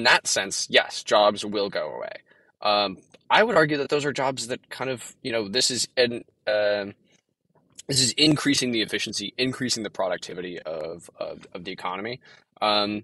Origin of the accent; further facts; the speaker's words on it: Texas, United States; I'm from Texas